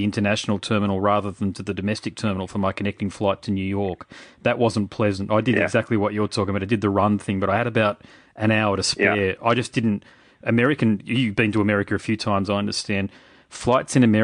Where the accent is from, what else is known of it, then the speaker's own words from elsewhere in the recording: Australia; As an Australian